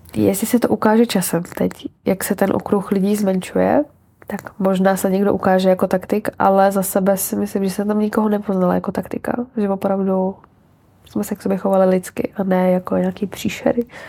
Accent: Czechia; moved away as an adult; now in Prague, Czechia; já jsem z Hradce

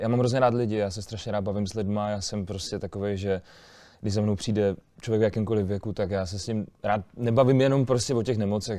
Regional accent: Olomouc, Olomouc Region, Czechia; jak jsem z Olomouce, jak jsem z Haný

